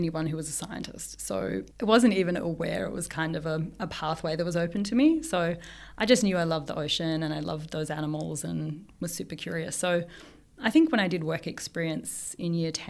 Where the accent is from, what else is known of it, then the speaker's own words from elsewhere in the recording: Melbourne, Victoria, Australia; moved away as an adult; also born or lived in Brisbane; I grew up in Melbourne, but I did my PhD in Brisbane